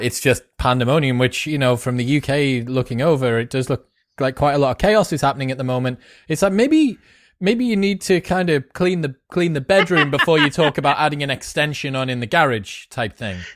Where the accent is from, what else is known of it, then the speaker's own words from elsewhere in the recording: United Kingdom; I'm British